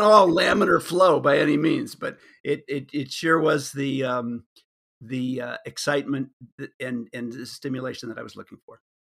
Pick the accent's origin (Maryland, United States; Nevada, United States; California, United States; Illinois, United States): Illinois, United States; suburbs of Chicago; moved away; growing up in the Republican suburbs of Chicago